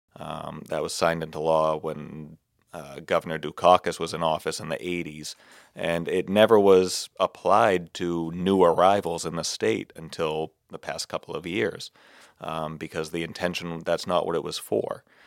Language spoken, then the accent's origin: English; Barnstable, Massachusetts, United States; Barnstable, my hometown